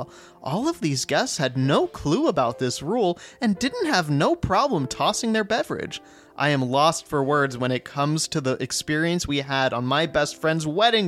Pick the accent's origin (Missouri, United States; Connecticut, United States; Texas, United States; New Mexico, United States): New Mexico, United States; Okay, fine, we're from New Mexico, so we don't know the laws for Colorado.